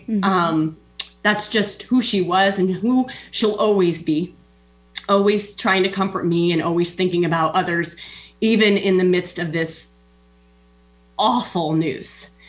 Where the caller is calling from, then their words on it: Des Moines, Iowa, United States; I'm in Iowa, Des Moines, Iowa.